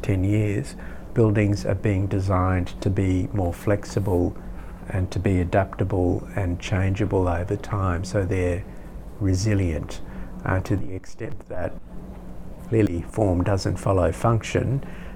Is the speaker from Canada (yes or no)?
no; Australia